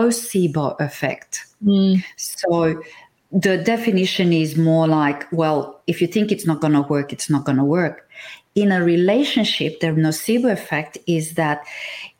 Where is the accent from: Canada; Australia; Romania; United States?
Romania; Transylvania; moved away; I come from Romania. Now, if you go north, I'm from Transylvania.